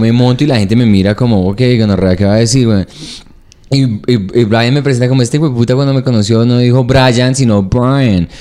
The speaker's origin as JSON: {"language": "Spanish", "region": "Bogotá", "country": "Colombia", "also_born_or_lived": "New York / Canada", "moved": "yes", "said": "aquí en Bogotá como bogotano"}